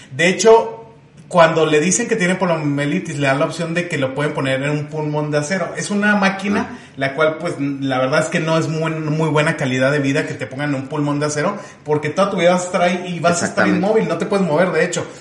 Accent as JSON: {"language": "Spanish", "region": "Chihuahua", "country": "Mexico", "said": "aquí nosotros somos de Chihuahua"}